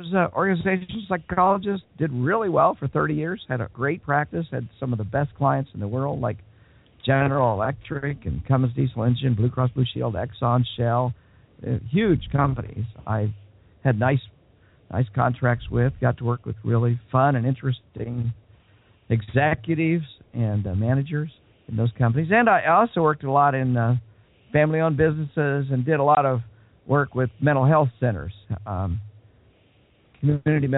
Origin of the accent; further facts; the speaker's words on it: Wichita, Kansas, United States; I was born and raised in Wichita, Kansas